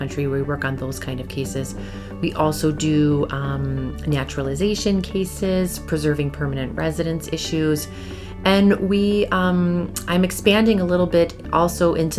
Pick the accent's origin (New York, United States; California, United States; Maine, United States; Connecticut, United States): New York, United States; Lancaster; I grew up here in Western New York, just outside of Buffalo, in a small town called Lancaster.